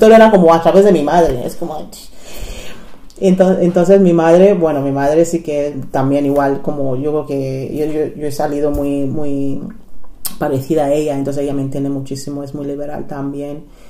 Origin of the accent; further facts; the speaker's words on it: Nigeria; Spanish is a second language; moved away as an adult; now in Spain; Nací en Nigeria y llegué a España con 18 años